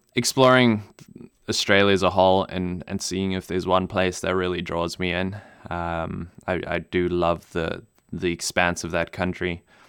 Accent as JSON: {"language": "English", "country": "Namibia", "tie": "born or raised there", "first_language": "German", "second_language": "English", "moved": "yes", "said": "I grew up in Namibia"}